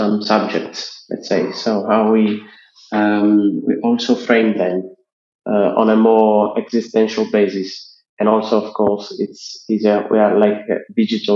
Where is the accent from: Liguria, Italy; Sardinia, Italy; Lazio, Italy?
Sardinia, Italy; I'm a 30 years old worker from Sardinia, from Italy.